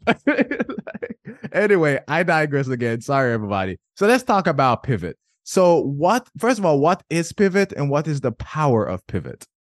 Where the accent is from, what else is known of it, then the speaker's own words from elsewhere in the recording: Jamaica; I'm Jamaican